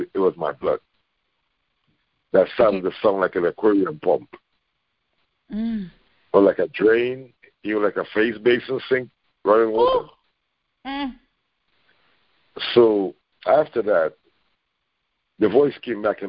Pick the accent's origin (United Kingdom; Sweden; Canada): Canada; I'm from Canada.